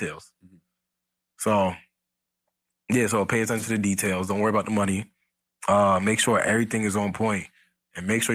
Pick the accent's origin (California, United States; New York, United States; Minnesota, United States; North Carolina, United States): New York, United States; I'm from New York.